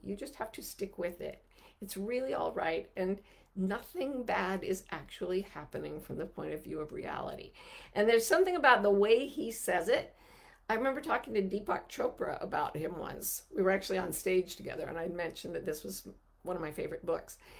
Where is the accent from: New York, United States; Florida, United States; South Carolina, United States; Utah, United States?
Utah, United States; I grew up in Utah where there, there's no racial diversity to speak